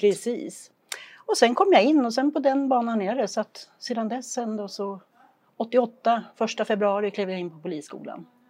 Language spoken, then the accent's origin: Swedish; Flen, Södermanland, Sweden; moved away as an adult; also born or lived in Julita / Lindesberg / Örebro County; now in Idre, Sweden; Jag är född och uppvuxen i Flen i Sörmland.